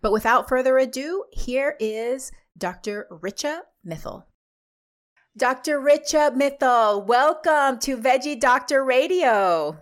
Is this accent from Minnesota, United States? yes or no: no; Texas, United States; now in Washington, United States; I grew up in Texas